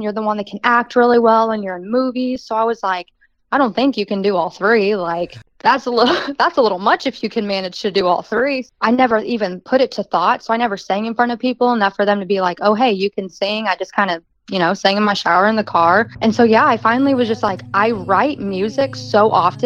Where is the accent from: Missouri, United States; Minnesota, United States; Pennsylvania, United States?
Missouri, United States; Kansas City; accent: country twang; From Kansas City, Missouri, born and raised